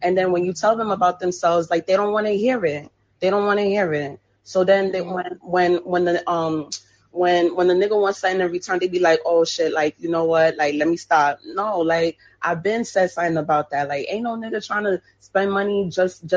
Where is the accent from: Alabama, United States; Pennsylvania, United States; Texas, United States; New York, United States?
New York, United States; I'm from New York